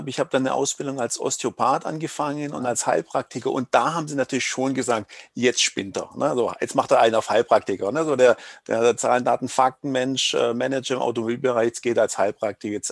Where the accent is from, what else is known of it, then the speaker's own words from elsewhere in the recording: Baden-Württemberg, Germany; accent: Swabian; Also wie man es hört, ich komme aus dem Schwäbischen.